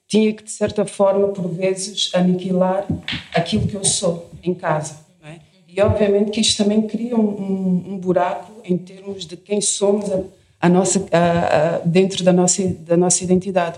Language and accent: Portuguese; Portugal; sou portuguesa